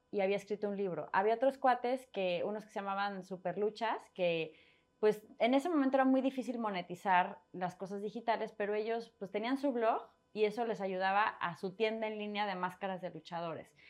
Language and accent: Spanish; Mexico City, Mexico; also born or lived in Torreón / France; Nací en Ciudad de México, me fui a Torreón, Coahuila, regresamos, viví un mes en Colombia, viví un mes, bueno, viví un año y medio en Francia, me regresé